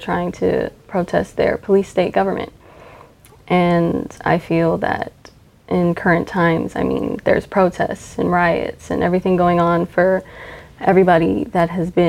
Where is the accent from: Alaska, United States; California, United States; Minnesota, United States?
Alaska, United States; born there; now in Texas, United States; I am a military brat. I was born in Alaska. I moved all around before I moved here to Texas in 2007.